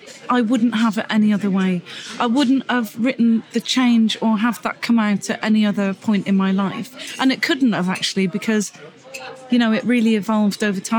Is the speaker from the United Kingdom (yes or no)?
yes; Gloucester, South West England, United Kingdom; I was born in Gloucester.